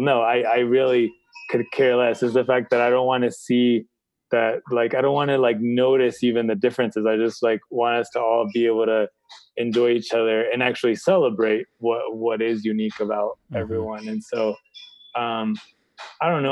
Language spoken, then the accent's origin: English; San Clemente, California, United States; I was born in California in San Clemente